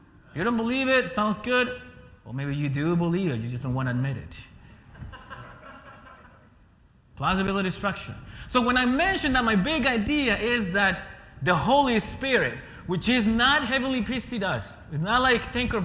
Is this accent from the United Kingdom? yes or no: no; Ecuador; moved away; being born and raised in Ecuador